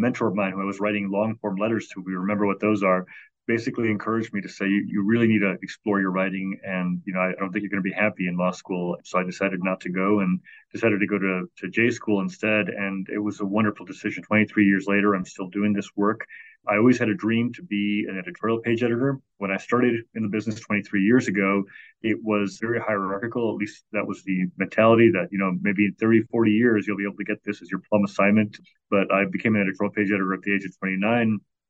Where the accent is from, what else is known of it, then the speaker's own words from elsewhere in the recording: Chicago, Illinois, United States; So from the time I was 5 or 6 years old, I grew up in Chicago, and we got both the Chicago Tribune and the Chicago Sun-Times.